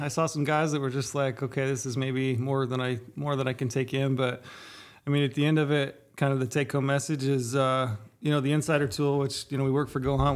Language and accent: English; Southern Utah, United States; I grew up in Southern Utah